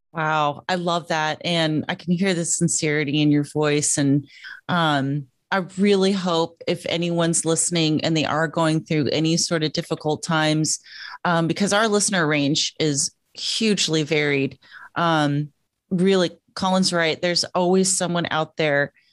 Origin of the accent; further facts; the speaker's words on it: Joshua Tree, California, United States; moved away; I left Joshua Tree, California